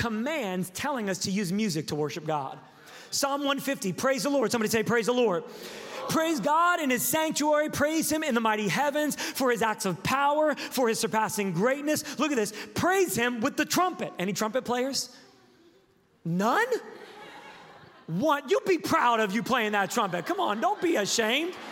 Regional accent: Sacramento, California, United States; I am from Sacramento, California

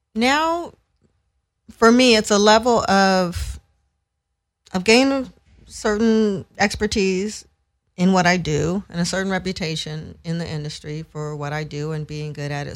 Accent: San Francisco, California, United States; moved away as an adult; now in Los Angeles, United States; I grew up in San Francisco, and went to school out there. I've lived in L A a long, long time, though, so I call L A home

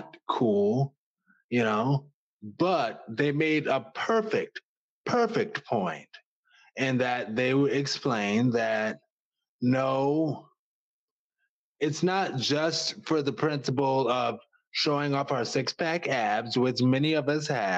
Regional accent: New Orleans, Louisiana, United States; moved away; also born or lived in Washington, D.C.; I'm from New Orleans, so I don't mind wearing bright colors

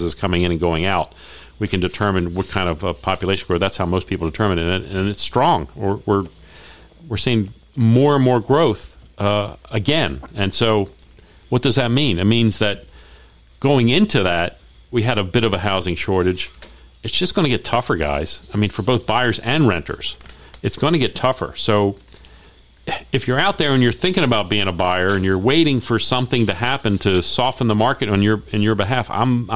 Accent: Baltimore, Maryland, United States; now in Las Vegas, United States; when you grow up in Baltimore, guys, you play lacrosse

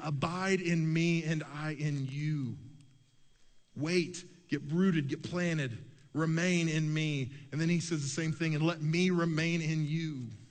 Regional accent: Oklahoma City, Oklahoma, United States; I grew up in Oklahoma City.

